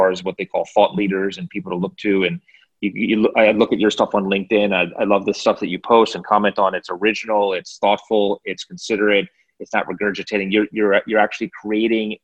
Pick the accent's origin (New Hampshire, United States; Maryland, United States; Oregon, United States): Maryland, United States; Chevy Chase; I'm from the Washington, D.C. area, suburban Washington, D.C., Chevy Chase, Maryland.